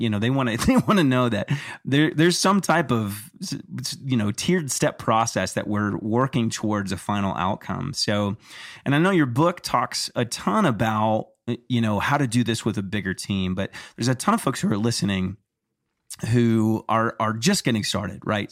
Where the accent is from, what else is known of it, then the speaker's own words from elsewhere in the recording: Texas, United States; growing up in Texas